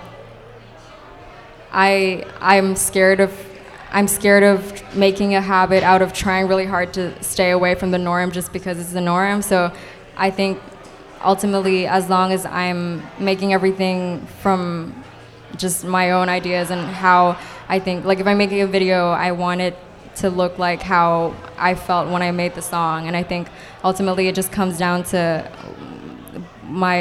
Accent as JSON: {"language": "English", "country": "Hong Kong", "moved": "yes", "lives_now": "Los Angeles, United States", "said": "I'm originally from Hong Kong, but I live in LA now"}